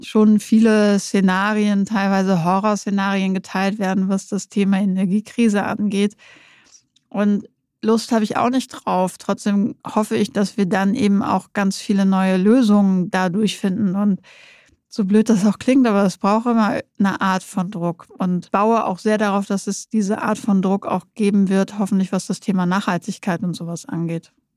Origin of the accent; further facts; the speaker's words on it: Nordenham, Lower Saxony, Germany; moved away; also born or lived in Münster; ich komme aus Nordenham. Das ist gegenüber von Bremerhaven.